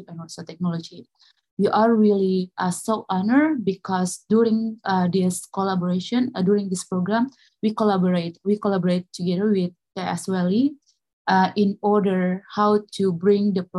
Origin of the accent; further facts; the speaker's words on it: Makassar, South Sulawesi, Indonesia; I am from Makassar, South Sulawesi, Indonesia.